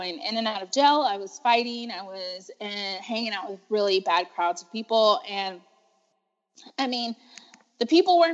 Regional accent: Texas, United States; I was born and raised in Texas.

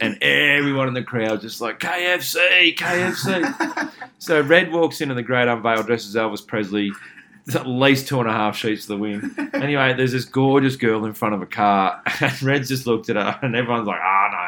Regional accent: Cobar, New South Wales, Australia; I'm from Cobar

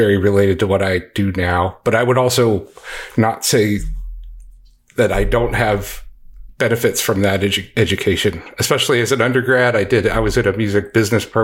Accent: DC suburbs, Maryland, United States; moved away as an adult; also born or lived in Texas; now in Dallas-Fort Worth, United States; I grew up in Maryland in the DC suburbs

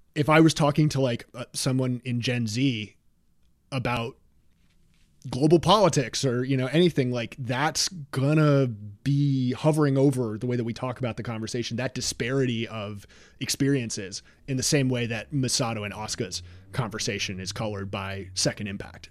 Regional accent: New York, United States; I and other New Yorkers around my age

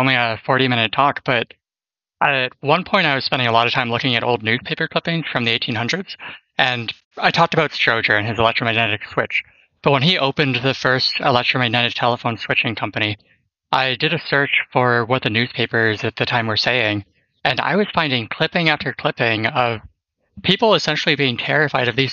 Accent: just outside Toronto, Ontario, Canada; moved away as an adult; now in Bay Area, United States; I'm actually from Canada, and I spent most of my life in Ontario, just outside Toronto.

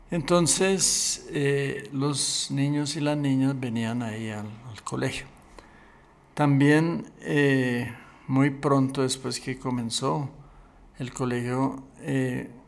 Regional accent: Medellín, Antioquia, Colombia; now in Bogotá, Colombia; Eh, nací en Medellín, Antioquia

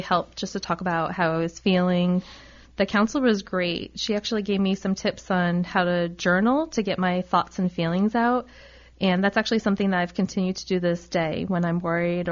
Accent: Rhode Island, United States; I'm actually from Rhode Island. I went to our state school, the University of Rhode Island. You know, as a Rhode Islander

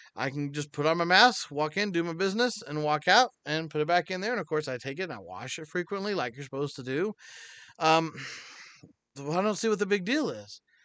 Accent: United States; God blessed me to be born in America

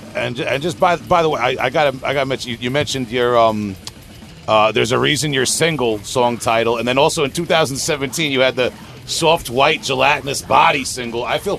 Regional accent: Long Island, New York, United States; I'm from Long Island, New York.

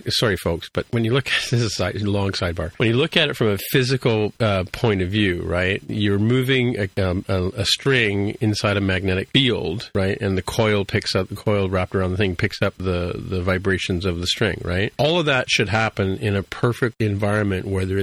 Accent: Canada; I'm Canadian

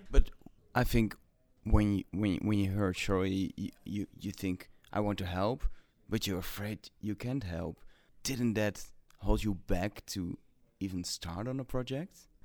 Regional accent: Netherlands; English is a second language; I'm from Netherlands

